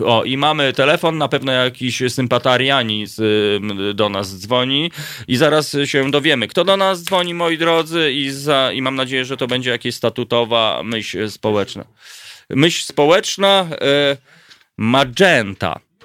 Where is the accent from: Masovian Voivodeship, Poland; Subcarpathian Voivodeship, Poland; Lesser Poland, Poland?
Masovian Voivodeship, Poland; Warsaw; urodziłem się na Grochowie